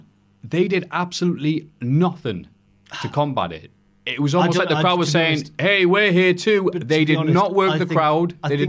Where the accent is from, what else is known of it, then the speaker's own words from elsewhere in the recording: United Kingdom; being probably a Brit